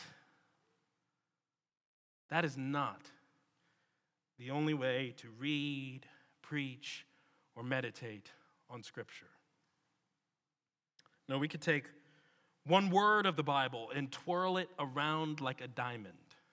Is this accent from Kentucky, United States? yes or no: no; Washington, District of Columbia, United States; moved away as an adult; now in Birmingham, United States; Washington, D.C. It's my hometown, where I was before Birmingham.